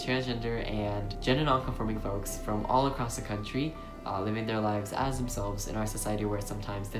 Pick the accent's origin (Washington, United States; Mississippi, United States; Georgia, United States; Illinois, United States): Washington, United States; Seattle; I am a transgender man from Seattle, Washington.